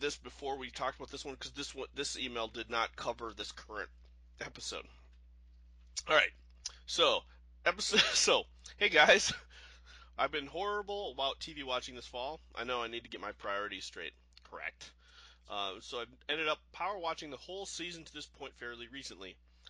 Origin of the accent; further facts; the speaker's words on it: Omaha, Nebraska, United States; I grew up in Omaha, and there's a major Air Force base that, at least during the 80s, was in charge of all the nuclear missiles.